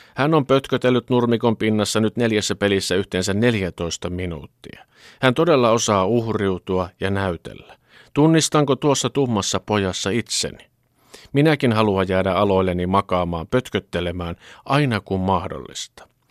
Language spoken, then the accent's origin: Finnish; Finland